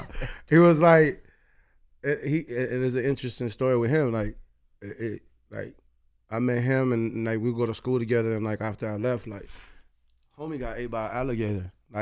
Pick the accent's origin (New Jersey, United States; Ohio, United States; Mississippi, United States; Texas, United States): Ohio, United States; Cleveland; English is a second language; moved away as an adult; also born or lived in Puerto Rico / Florida; now in California, United States; I was born in Puerto Rico. I grew up in Cleveland. I lived in Florida for a bit, and then I lived in California for a little bit as well. But Cleveland has always been home. My family's there